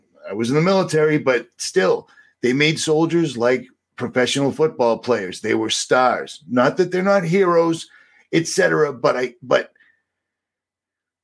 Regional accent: United States; I'm an American. I'm actually kind of what you would consider the quintessential American for the most part.

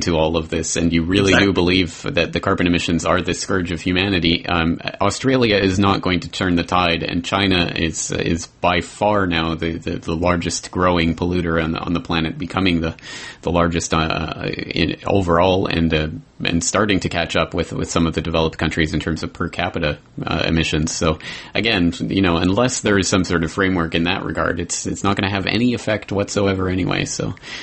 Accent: Canada; As a Canadian

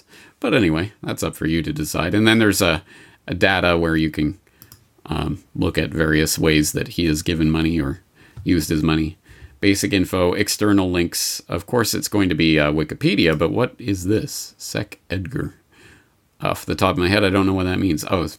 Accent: Canada; I'm Canadian, folks, honest.

